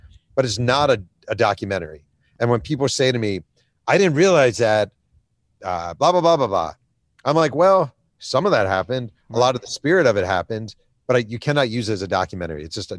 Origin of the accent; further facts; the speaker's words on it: New York, United States; I was a kid growing up in New York